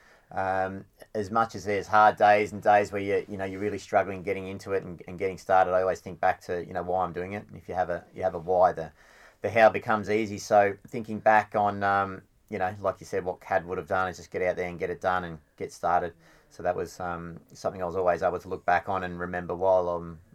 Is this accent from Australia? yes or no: yes; Anglesea, Victoria, Australia; I grew up in Anglesey